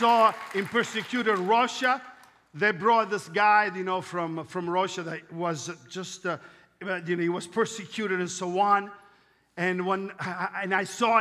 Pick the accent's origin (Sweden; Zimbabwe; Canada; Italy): Italy; accent: Italian; English is a second language; I'm Italian